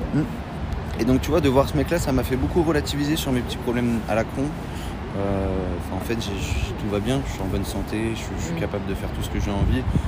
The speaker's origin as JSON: {"language": "French", "town": "Pont-Audemer", "region": "Normandy", "country": "France", "tie": "born or raised there", "said": "je suis normand"}